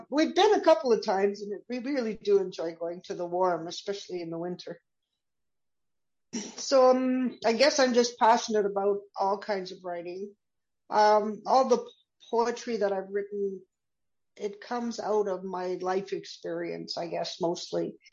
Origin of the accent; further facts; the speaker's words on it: Canada; so I'm a Canadian and um, I've re- been raised with a lot of tolerance for other um, differences in outlook and lifestyle.